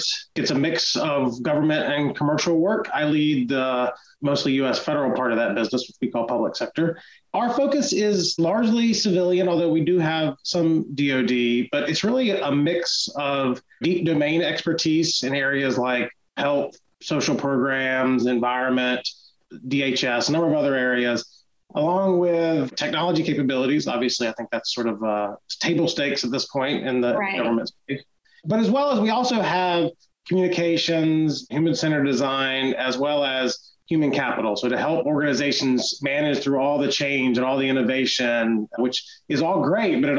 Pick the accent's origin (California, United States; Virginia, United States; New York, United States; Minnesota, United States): Virginia, United States; Chesapeake; moved away; We grew up actually in Chesapeake